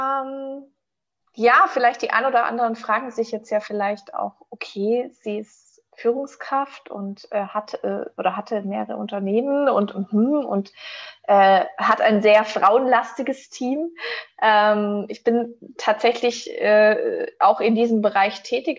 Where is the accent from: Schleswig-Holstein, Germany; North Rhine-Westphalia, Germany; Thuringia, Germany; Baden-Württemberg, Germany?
Baden-Württemberg, Germany; Stuttgart region; ich komme aus der Region von Stuttgart